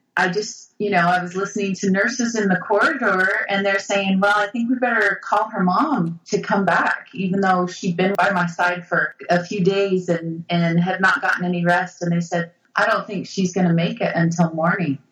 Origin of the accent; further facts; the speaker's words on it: Brigham City, Utah, United States; I grew up Catholic in Brigham City, Utah, you know, Mormonville